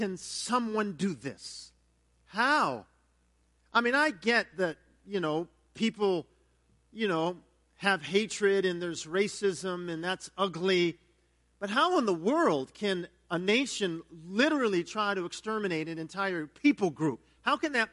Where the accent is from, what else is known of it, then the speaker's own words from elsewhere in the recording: United States; being an American of German descent